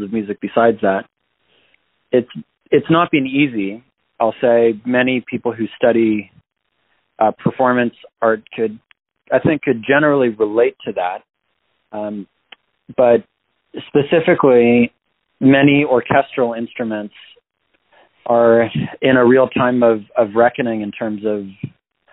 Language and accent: English; Toronto, Ontario, Canada; also born or lived in Los Angeles / California; now in New York City, United States; I was born and raised in Toronto, Canada